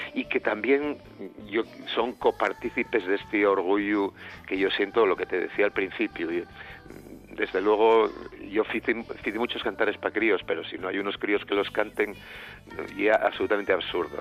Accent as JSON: {"language": "Spanish", "town": "Siero", "region": "Asturias", "country": "Spain"}